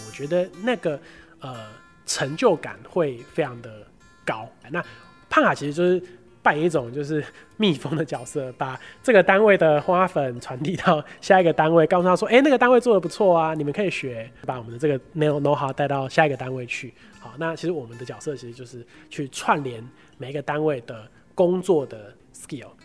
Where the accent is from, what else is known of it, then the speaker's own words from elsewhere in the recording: Pingtung County, Taiwan; moved away as an adult; also born or lived in Taipei; 我老家在屏东